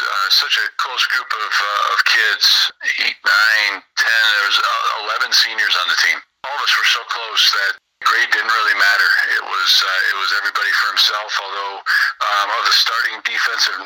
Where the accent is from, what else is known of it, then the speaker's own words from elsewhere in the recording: Peru, Illinois, United States; I was from Peru Catholic. I was really the only one from my grade school that was coming